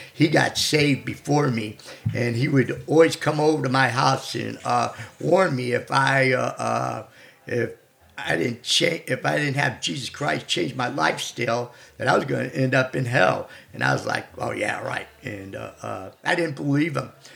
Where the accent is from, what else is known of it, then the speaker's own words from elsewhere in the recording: St. Louis, Missouri, United States; I grew up in South County, and uh, uh my before I left, uh, I left St. Louis when I was like 17 years old